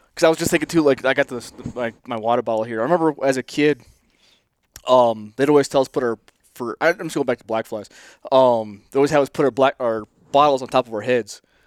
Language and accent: English; Northern New York, United States; I'm from Northern New York